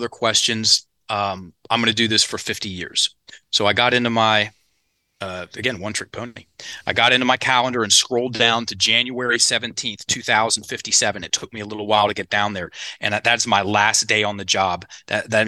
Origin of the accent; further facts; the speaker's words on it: Richmond, Virginia, United States; in Richmond, where I'm from. So my hometown